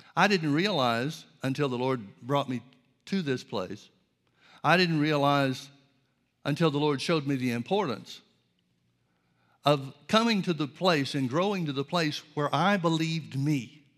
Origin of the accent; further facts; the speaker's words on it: Birmingham, Alabama, United States; I grew up in Birmingham, Alabama